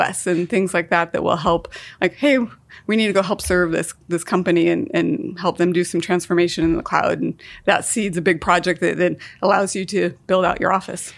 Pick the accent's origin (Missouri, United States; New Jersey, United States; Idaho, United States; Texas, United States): Idaho, United States; also born or lived in Seattle; now in Portland, United States; Born and raised in Idaho, lived in Seattle for ten